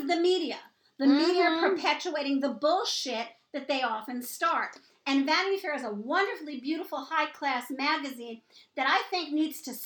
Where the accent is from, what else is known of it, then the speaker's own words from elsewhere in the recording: New York, United States; I'm born and raised in New York